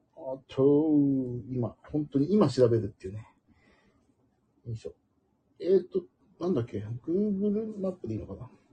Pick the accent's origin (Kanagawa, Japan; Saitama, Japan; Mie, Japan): Kanagawa, Japan; 東京人として、まあ、かっこ神奈川